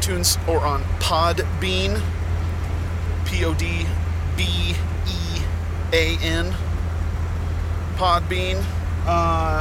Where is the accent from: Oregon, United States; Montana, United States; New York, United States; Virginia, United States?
Montana, United States; also born or lived in Indianapolis, Indiana; why I've never left Montana and why I may never leave Montana.